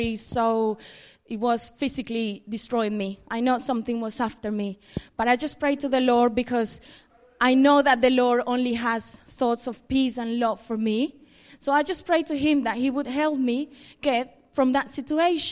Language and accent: English; Colombia; moved away as an adult; About 8 years ago, I moved from Colombia, where I'm originally from.